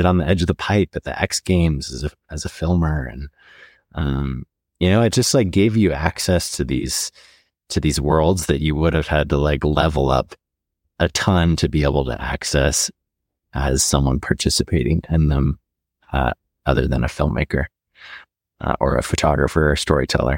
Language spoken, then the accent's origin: English; Montana, United States; I grew up here in Montana